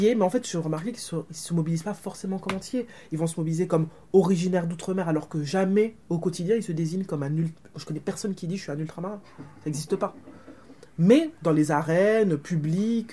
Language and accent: French; Martinique; je suis martiniquaise, que j'ai grandi en Martinique